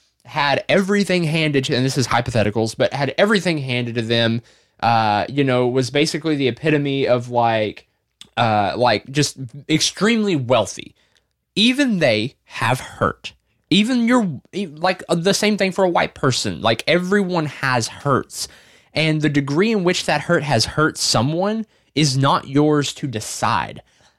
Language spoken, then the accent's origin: English; the South, United States; I grew up in the South.